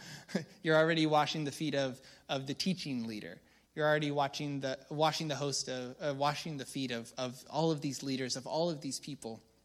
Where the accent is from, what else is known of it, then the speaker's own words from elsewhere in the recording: United States; I'm a Christian first before I'm, I'm an American